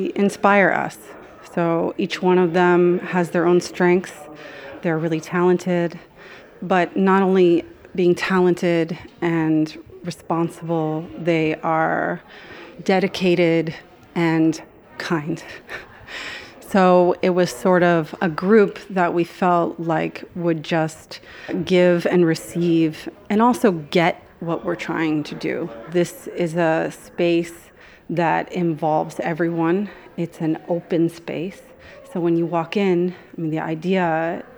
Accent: Miami, Florida, United States; I grew up in Miami, from here, I was born here

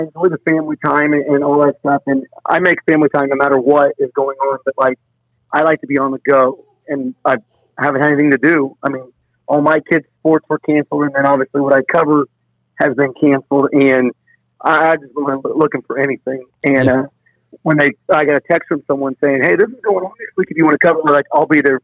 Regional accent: Brownsburg, Indiana, United States; moved away as an adult; also born or lived in Hazard, Kentucky; I'm from Brownsburg, Indiana. We went to Brownsburg High School, both of us.

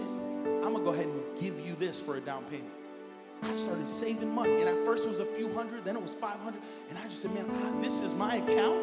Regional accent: United States; I come from America

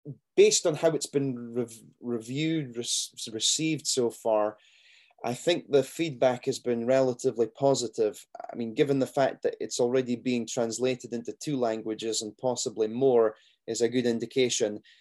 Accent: Scotland, United Kingdom; me being Scottish

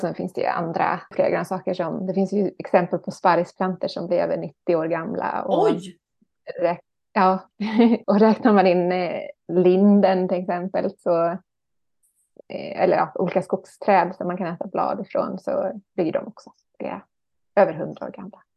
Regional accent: Ekerö, Stockholm County, Sweden; moved away as an adult; also born or lived in Stjärnsund; jag är uppvuxen, född och uppvuxen på Ekerö utanför Stockholm

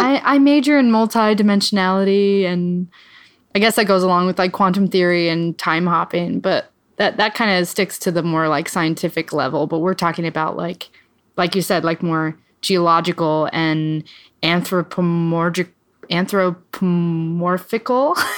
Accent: Midwest, United States; I'm from the Midwest

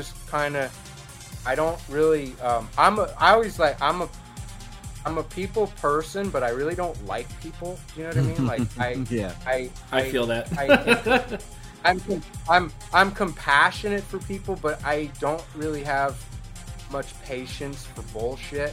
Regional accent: New York, United States; moved away; I'm originally from New York. My dad's from New York. He used to take me to Manhattan in the 90s

